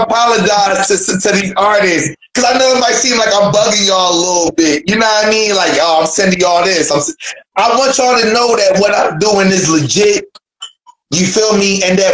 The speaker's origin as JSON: {"language": "English", "town": "Philadelphia", "region": "Pennsylvania", "country": "United States", "said": "I'm from Philly. Feel me? Y'all really don't have to worry about being known in y'all city."}